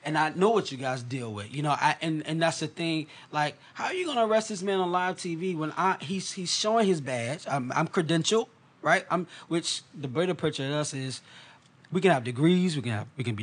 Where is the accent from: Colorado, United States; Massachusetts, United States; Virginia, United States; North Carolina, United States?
Virginia, United States; Portsmouth; I'm from Prentice Park, right? Mm-hmm. My grandma still's on Evergreen Street. That's home for me.